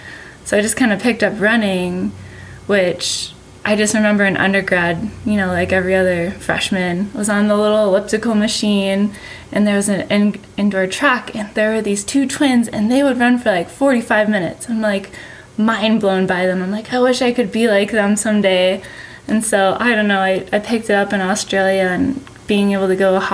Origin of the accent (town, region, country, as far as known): Wisconsin, United States; born or raised there